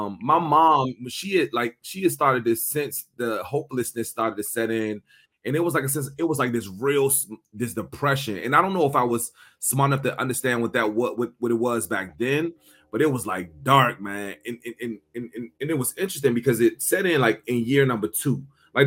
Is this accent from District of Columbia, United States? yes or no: yes; Washington, District of Columbia, United States; also born or lived in Prince George's County, Maryland; I grew up here in the Washington, D.C. area. So, you know, I went to elementary school in Northeast D.C. and then my family moved to Prince George's County when I got in like middle school